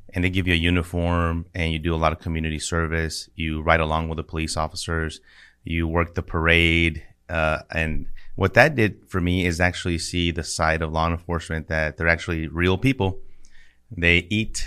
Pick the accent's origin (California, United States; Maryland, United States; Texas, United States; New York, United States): Texas, United States; El Paso; I grew up in El Paso, Texas